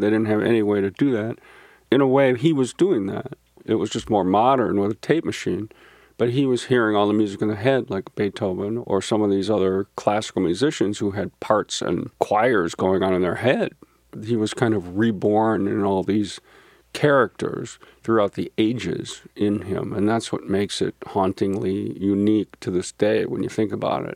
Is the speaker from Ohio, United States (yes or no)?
no; St. Louis Park, Minnesota, United States; growing up in Saint Louis Park